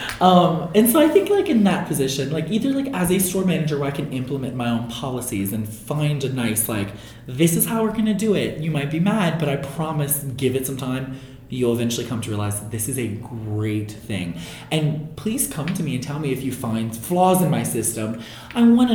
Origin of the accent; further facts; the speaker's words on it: New Orleans, Louisiana, United States; my hometown con that I started at 15 years ago was MechaCon in New Orleans